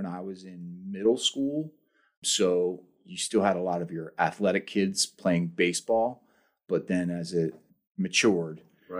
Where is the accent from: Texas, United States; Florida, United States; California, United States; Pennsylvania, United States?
Pennsylvania, United States; Upper Dublin; I grew up just outside Philadelphia in a township called Upper Dublin.